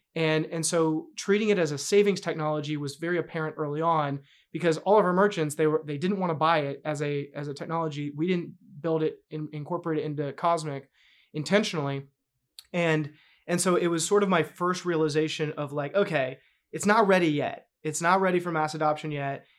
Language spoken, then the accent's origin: English; North Carolina, United States; moved away; also born or lived in New York; born and raised in North Carolina.